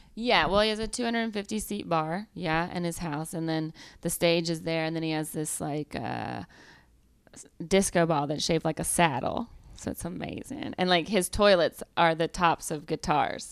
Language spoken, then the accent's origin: English; Georgia, United States; accent: Southern; moved away; I'm from Georgia